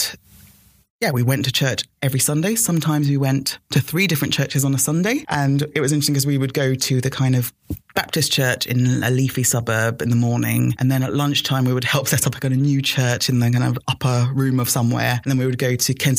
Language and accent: English; Lagos, Nigeria; I was born in Lagos